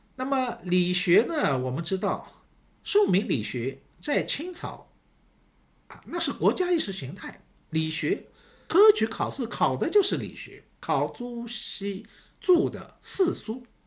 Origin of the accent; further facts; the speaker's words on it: Shanghai, China; 我是上海人，所以呢，对城市这一块呢，好像也特别有感觉